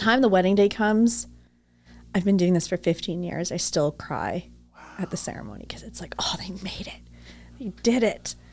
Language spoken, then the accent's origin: English; Toronto, Ontario, Canada; moved away; Now I'm from Toronto